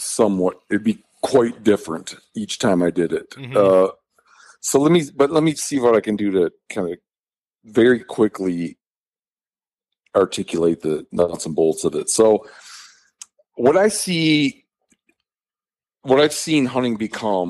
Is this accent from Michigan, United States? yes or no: yes; Michigan, United States; now in Montana, United States; I was raised in Michigan in kind of a rural community